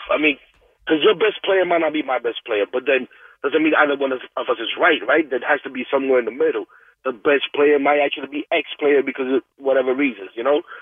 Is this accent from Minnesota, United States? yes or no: no; New York, United States; I'm from New York.